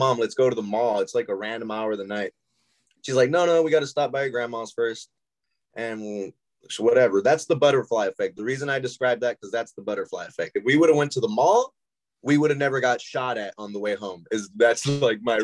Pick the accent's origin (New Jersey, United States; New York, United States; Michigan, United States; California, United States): California, United States; Los Angeles; also born or lived in El Segundo; I grew up on 111th and Avalon in South Central Los Angeles